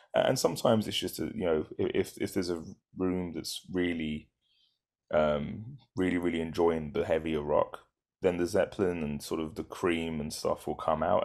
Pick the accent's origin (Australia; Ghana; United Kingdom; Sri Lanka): United Kingdom; moved away; we're British